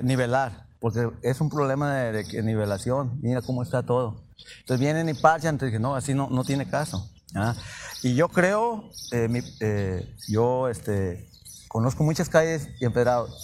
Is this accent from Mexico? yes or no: yes; Villa de Álvarez, Colima, Mexico; aquí nací en Villa Álvarez.